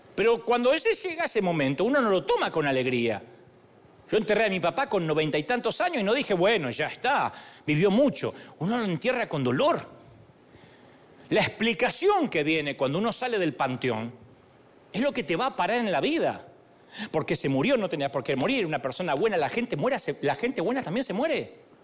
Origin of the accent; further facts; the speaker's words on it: Argentina; yo soy argentino